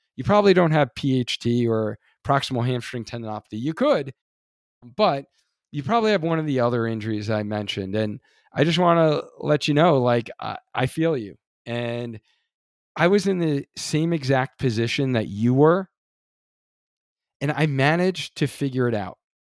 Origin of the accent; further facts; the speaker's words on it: Long Island, New York, United States; I grew up on Long Island, New York